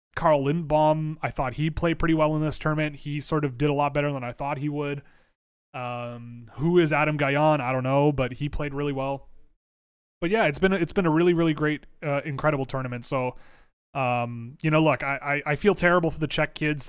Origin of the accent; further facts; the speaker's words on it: Toronto, Ontario, Canada; a person born and raised in Toronto